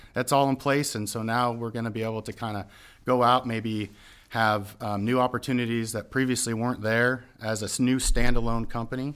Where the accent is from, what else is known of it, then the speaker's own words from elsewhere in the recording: Southern California, United States; moved away; I am born and raised in Southern California